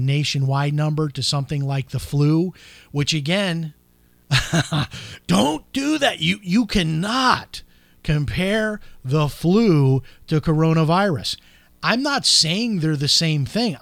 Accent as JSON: {"language": "English", "region": "Florida", "country": "United States", "said": "my home state of Florida"}